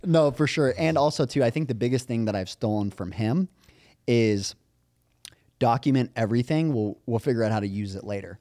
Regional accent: Las Vegas, Nevada, United States; moved away; I came from Vegas

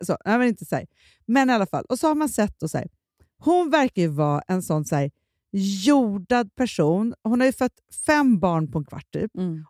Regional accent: Stockholm, Stockholm County, Sweden; vi är uppvuxna i Stockholm

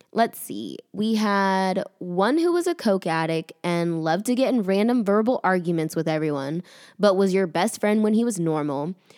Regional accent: the South, United States; accent: Southern; my Southern accent

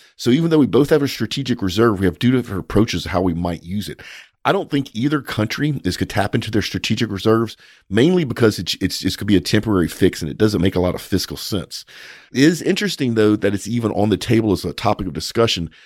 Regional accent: United States; as an American and as an oil and gas professional

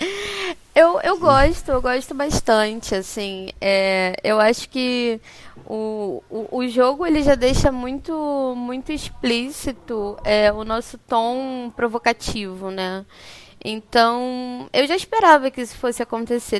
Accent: Rio de Janeiro, Brazil; Eu sou do Rio, eu sou do Rio.

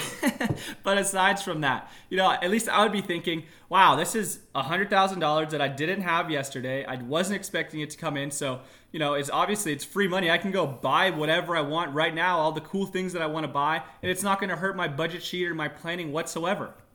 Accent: Tucson, Arizona, United States; moved away as an adult; now in Northern California, United States; I was raised there. I was born in Northern California, but we moved to Tucson when I was about four. So I lived in Tucson for eighteen years

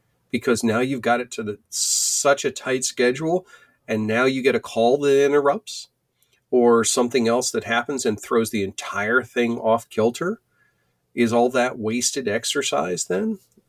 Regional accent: Pennsylvania, United States

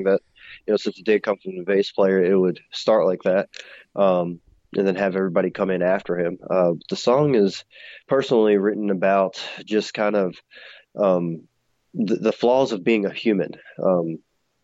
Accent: Baltimore, Maryland, United States; now in Roanoke, United States; I'm originally from Baltimore

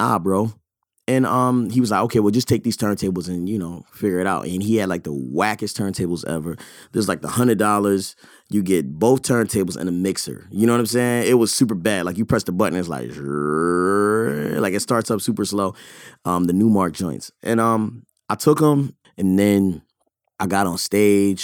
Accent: Baltimore, Maryland, United States; moved away; also born or lived in California; I grew up in Baltimore

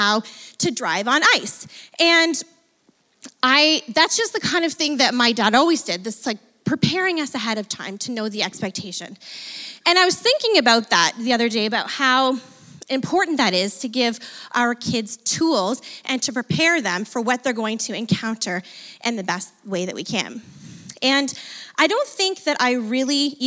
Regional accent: Fort Erie, Ontario, Canada; I grew up in Ridgeway, Fort Erie area

